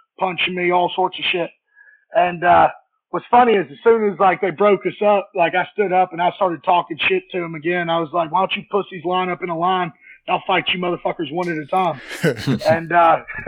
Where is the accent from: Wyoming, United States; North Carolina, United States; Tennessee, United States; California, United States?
Tennessee, United States; Soddy-Daisy; born or raised there; also born or lived in Alabama